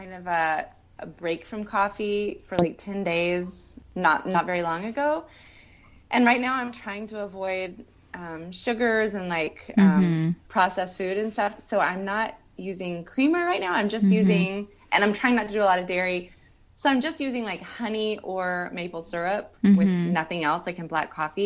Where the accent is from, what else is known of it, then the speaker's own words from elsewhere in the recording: Texas, United States; I'm mostly from Texas, but all of my family is from Mississippi